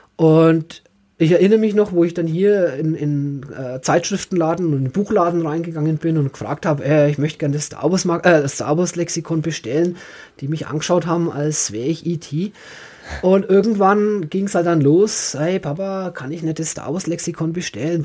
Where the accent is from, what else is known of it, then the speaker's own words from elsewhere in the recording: Franconia, Bavaria, Germany; ich bin Franke